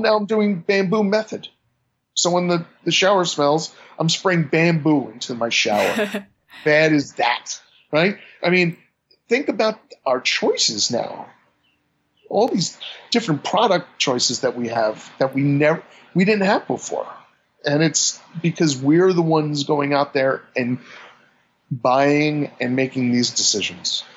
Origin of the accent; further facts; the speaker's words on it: New York, United States; being a New Yorker